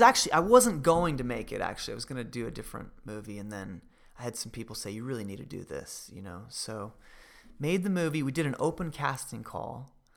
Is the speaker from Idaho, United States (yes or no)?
yes; Idaho, United States; Growing up in Idaho.